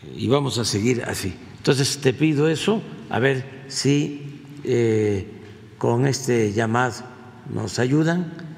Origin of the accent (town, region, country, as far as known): Tabasco, Mexico; now in Mexico City, Mexico